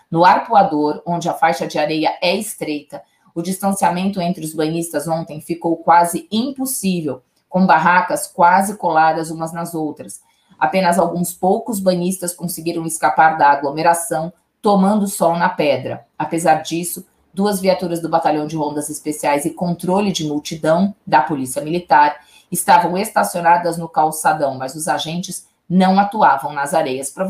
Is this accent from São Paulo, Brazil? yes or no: yes; Santos, São Paulo, Brazil; Eu sou de Santos, é eu, eu, eu particularmente não gosto de passar o Réveillon na praia